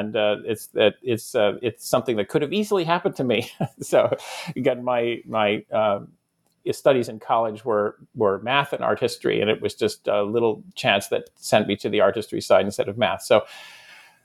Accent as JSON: {"language": "English", "town": "Ithaca", "region": "New York", "country": "United States", "tie": "born or raised there", "said": "I grew up in Ithaca, New York, that's where Cornell is"}